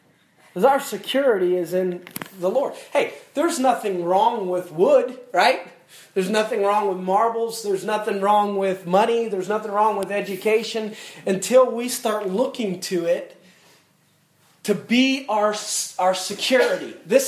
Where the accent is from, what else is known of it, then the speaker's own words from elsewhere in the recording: United States; born there; I was born in America, and I have freedom to do these sort of things